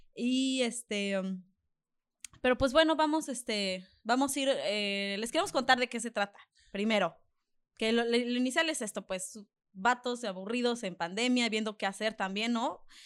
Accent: Mexico; soy mexicana

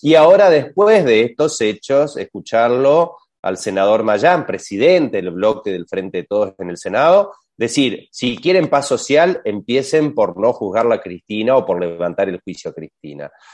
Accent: Argentina; los argentinos

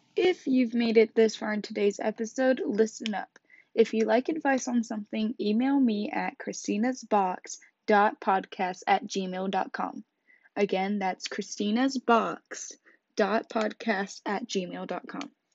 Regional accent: Kansas, United States; I grew up in Kansas

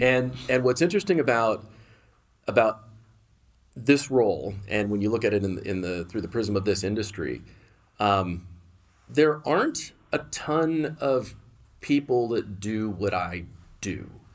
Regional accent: Bay Area, California, United States; also born or lived in San Diego, California; I was born in San Diego, but, but moved, uh, moved to the Bay Area when I was really young

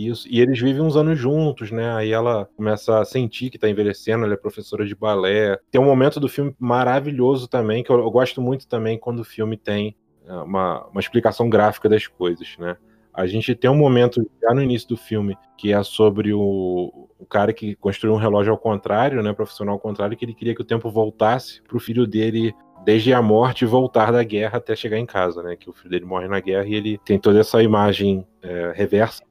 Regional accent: Brazil; a gente enquanto brasileiro aqui

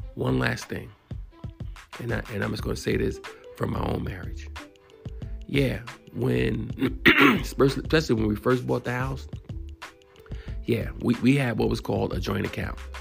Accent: New York City, New York, United States; I'm from New York City

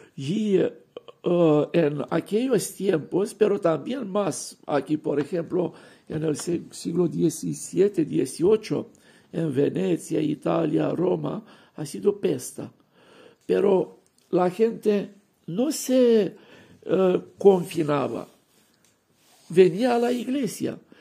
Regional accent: Romania; Spanish is a second language; moved away as an adult; now in Barcelona, Spain

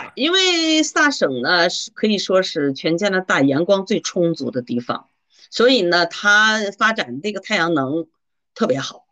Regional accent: China; now in Saskatchewan, Canada; 我们中国人

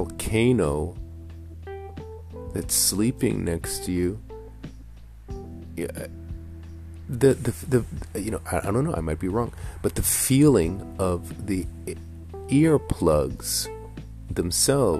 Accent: New York City, New York, United States; growing up in Queens, we're sharing a room, we're kids

